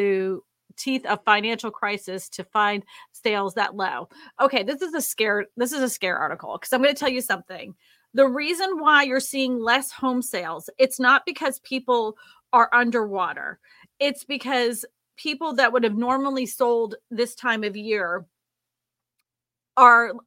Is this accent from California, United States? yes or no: no; Boston, Massachusetts, United States; moved away; She's from my hometown.